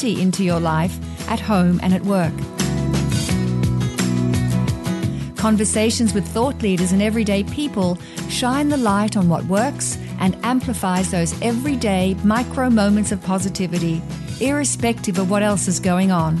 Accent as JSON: {"language": "English", "town": "Sydney", "region": "New South Wales", "country": "Australia", "said": "we're both originally from Sydney"}